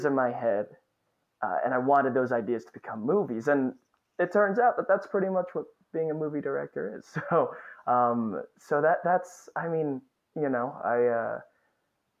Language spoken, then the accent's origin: English; Northern New Jersey, United States; moved away as an adult; also born or lived in Astoria, Queens, New York; now in Queens, New York, United States; I grew up in Northern New Jersey.